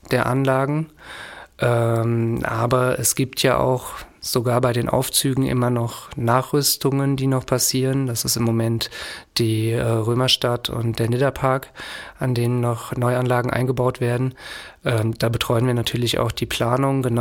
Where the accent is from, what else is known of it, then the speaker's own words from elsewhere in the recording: Frankfurt, Hesse, Germany; Als Frankfurter ist die VGF dann natürlich naheliegend.